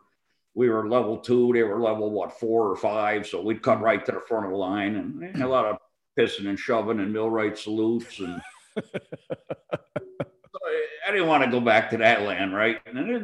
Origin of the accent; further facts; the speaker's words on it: New England, United States; Well, I grew up in New England. I was willing to go back to there because I was the closest to home